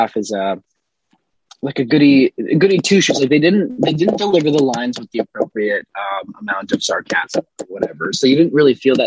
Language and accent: English; Minnesota, United States; now in Connecticut, United States; my hometown's in Minnesota and I'm in Connecticut at the moment